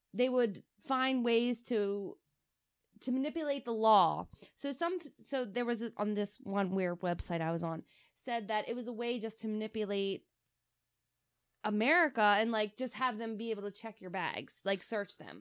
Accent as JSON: {"language": "English", "region": "Delaware", "country": "United States", "said": "we're from Delaware"}